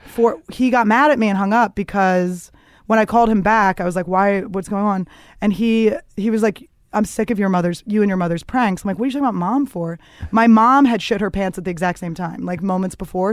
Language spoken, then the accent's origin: English; Philadelphia, Pennsylvania, United States; I grew up in the suburbs of Philadelphia